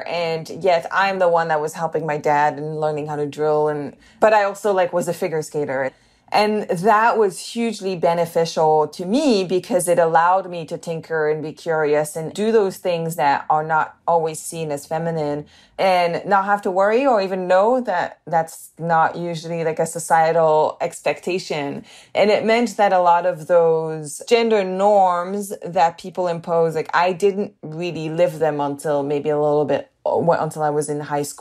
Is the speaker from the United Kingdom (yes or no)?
yes; the north of England, United Kingdom; accent: northern; also born or lived in Canada; But I also grew up, you know, in the north of England.